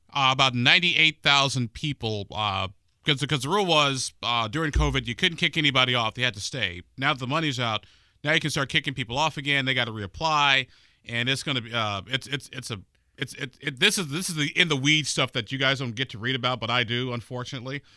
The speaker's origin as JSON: {"language": "English", "region": "Illinois", "country": "United States", "tie": "born or raised there", "moved": "yes", "lives_now": "Indiana, United States", "said": "my home state of Illinois"}